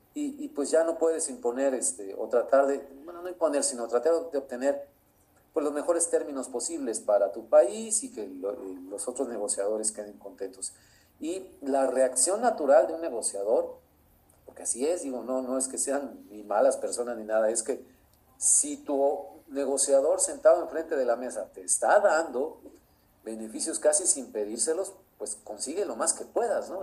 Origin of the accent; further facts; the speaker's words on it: Mexico; como mexicanos